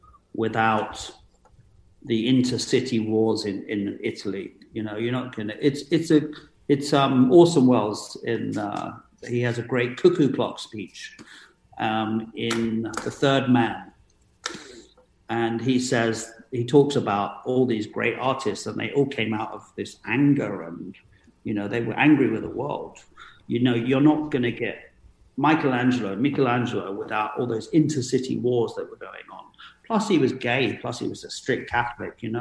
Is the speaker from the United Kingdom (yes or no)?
yes; London, United Kingdom; growing up in London